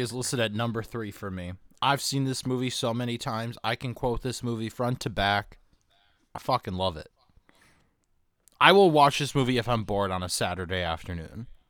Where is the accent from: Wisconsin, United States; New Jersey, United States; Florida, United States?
Wisconsin, United States; my home state, Wisconsin, where I'm at currently